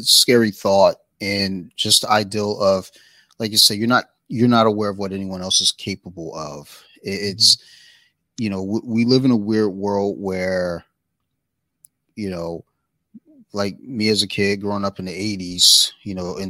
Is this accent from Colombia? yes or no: yes; Colombia; she'd go out, you know, to where we grew up in Colombia